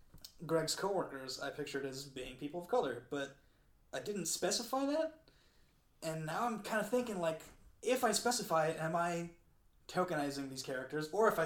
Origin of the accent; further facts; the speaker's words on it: Colombia; I'm from Colombia and I'm the whitest person to ever live.